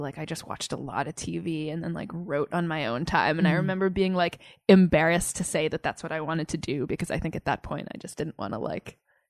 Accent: Southern New Hampshire, United States; now in New York, United States; I grew up in southern New Hampshire, so not too far away.

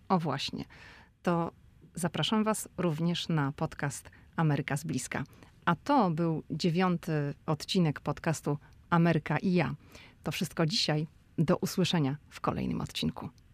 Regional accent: Szczecin, West Pomeranian Voivodeship, Poland; my jesteśmy oboje ze Szczecina

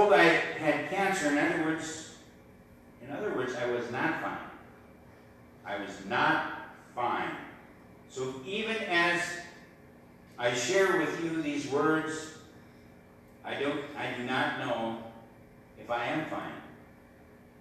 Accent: Eagle Bend, Minnesota, United States; Eagle Bend, my hometown.

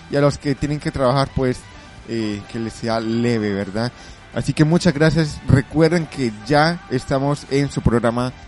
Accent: Colombia; now in Spain; aunque yo soy de Colombia, vivo muchos años aquí en España y bueno, también soy colombiano, pero también me siento español

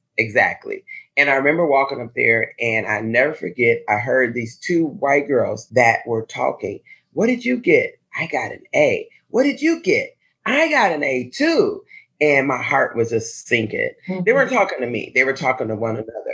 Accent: Chicago, Illinois, United States; As a kid, I grew up in the Inglewood community of Chicago

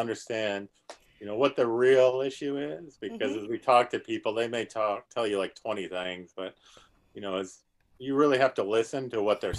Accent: South Dakota, United States; moved away as an adult; now in Stafford County, Virginia, United States; I grew up in South Dakota

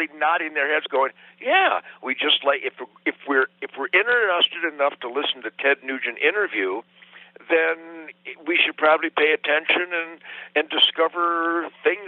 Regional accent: Detroit, Michigan, United States; I was born in Detroit in 1948

